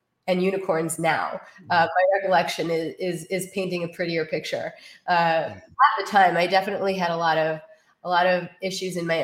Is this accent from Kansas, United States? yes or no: no; New York, United States; I was born and raised in New York. So I am a New Yorker